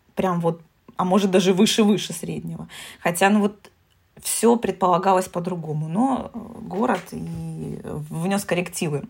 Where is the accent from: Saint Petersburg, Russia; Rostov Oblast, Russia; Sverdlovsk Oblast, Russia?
Rostov Oblast, Russia; Taganrog; души таганрогского человека